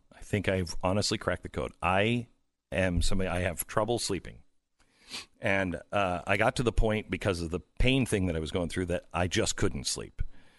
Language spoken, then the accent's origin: English; Pacific Northwest, United States; now in Texas, United States; I love, because I grew up in the Pacific Northwest, I love like the windows open. But in Texas, I don't sleep with the windows open because it's too muggy.